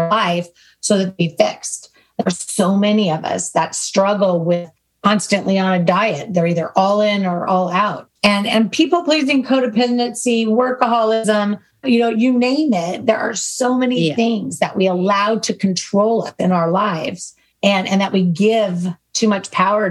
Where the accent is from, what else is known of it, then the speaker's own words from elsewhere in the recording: Southern California, United States; Born and raised in California, in Southern California.